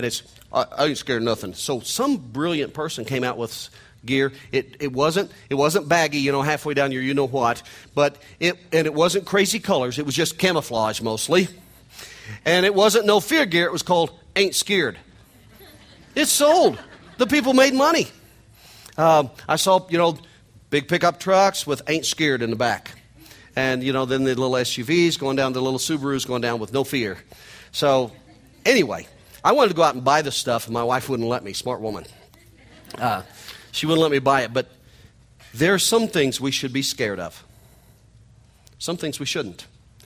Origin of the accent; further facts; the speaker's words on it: Missouri, United States; accent: nasal hillbilly twang; I'm from Missouri. I'm a hillbilly from Missouri. You can hear it in my nasal hillbilly twang.